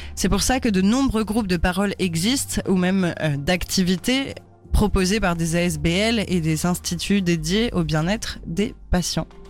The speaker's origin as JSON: {"language": "French", "country": "France", "said": "on est française, du coup, chez nous, on dit pas ça."}